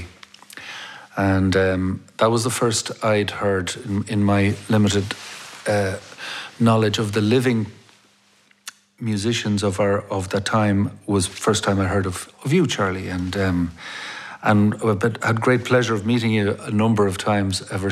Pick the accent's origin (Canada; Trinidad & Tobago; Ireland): Ireland; Dublin, Leinster; I grew up in Clonskee in Dublin, and I grew up in an Irish-speaking family